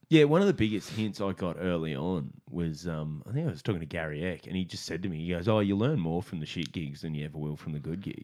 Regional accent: Australia; I'm Aussie

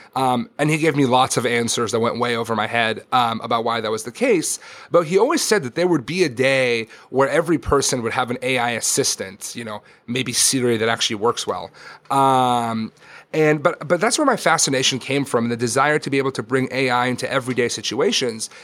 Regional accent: Israel; moved away; I grew up in Israel

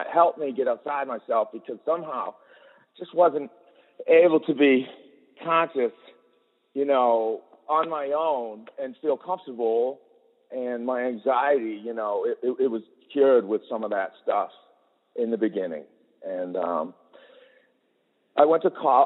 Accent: Boston, Massachusetts, United States; moved away as an adult; now in Oregon, United States; I'm from Boston. I grew up in Boston

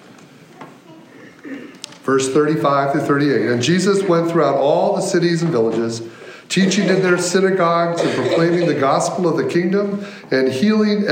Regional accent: Michigan, United States; moved away as an adult; also born or lived in Virginia; now in Chicago, United States; I'm from Michigan. My wife and I both grew up in Michigan

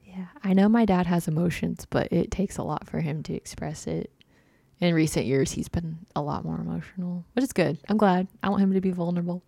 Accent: Prairie Grove, Arkansas, United States; I grew up in Prairie Grove, Arkansas.

